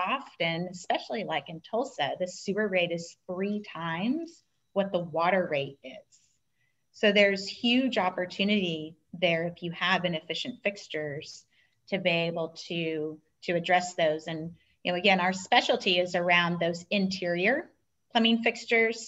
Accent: Southern California, United States; I grew up in Southern California

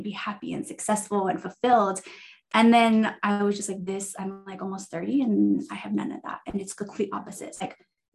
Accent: Hawaii, United States; moved away as an adult; now in Utah, United States; I'm originally from Hawaii and I moved to Utah in 2006 for school.

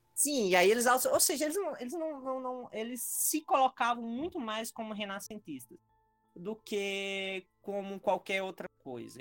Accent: Ceará, Brazil; also born or lived in Paraíba / Minas Gerais; now in Brasília, Brazil; eu sou um paraíba cearense, eu nasci no Ceará, mas Fiz minha formação acadêmica toda na Paraíba

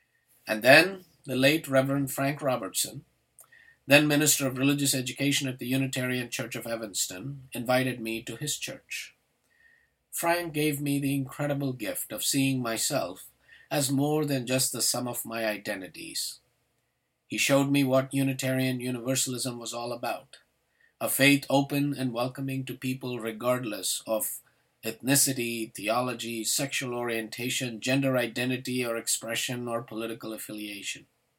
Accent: India; Growing up in India, I felt like a social outcast, a cultural hyphen, a religious hybrid.

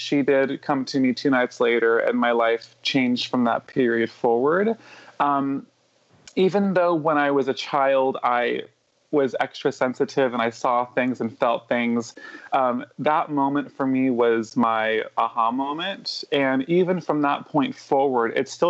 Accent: California, United States; also born or lived in New York; I was taken back from New York when I was a little under 10. And then I was here in California

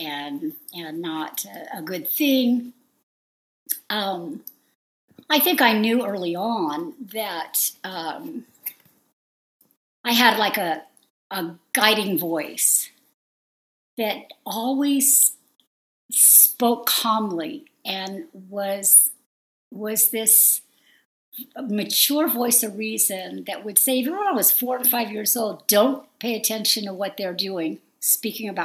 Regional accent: San Fernando Valley, Southern California, United States; accent: Valley girl; I grew up in the in Southern California, mostly all over the San Fernando Valley

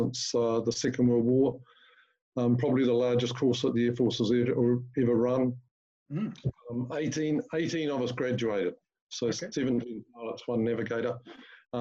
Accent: Masterton, Wellington, New Zealand; I was born in Marston and went to school at Wairarapa College

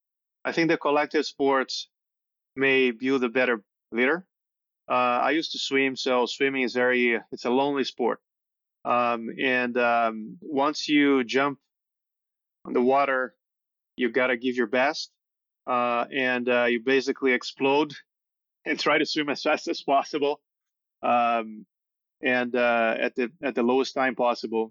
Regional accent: São Paulo, Brazil; Born and raised in Sao Paulo.

